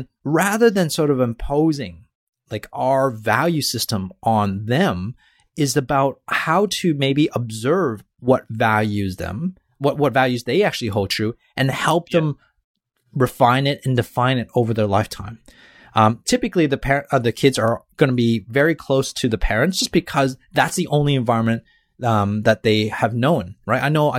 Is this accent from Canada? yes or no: yes; Canada; accent: Canadian; I thought it was my Canadian accent here.